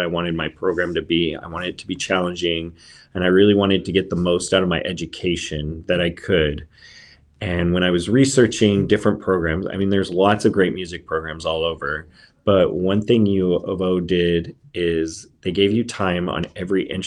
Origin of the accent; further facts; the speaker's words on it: Southern California, United States; moved away as an adult; also born or lived in Sherman County, Oregon; now in Oregon, United States; I was born and raised in Southern California